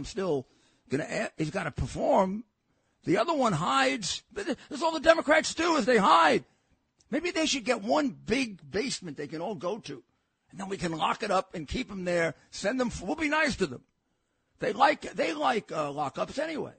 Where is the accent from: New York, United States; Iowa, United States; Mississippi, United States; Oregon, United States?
New York, United States; New York City; I'm a New Yorker all my life